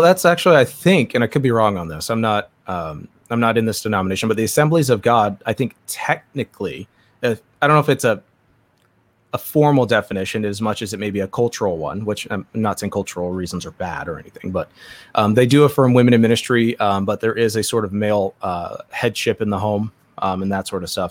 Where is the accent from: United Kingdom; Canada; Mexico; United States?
United States; Southern California; I grew up in Southern California